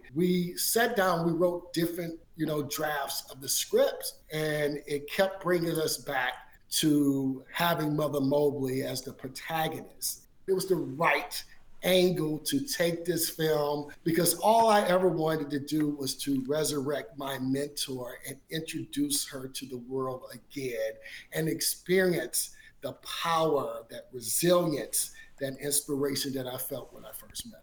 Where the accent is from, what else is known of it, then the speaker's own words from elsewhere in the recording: Baton Rouge, Louisiana, United States; growing up in Baton Rouge, Louisiana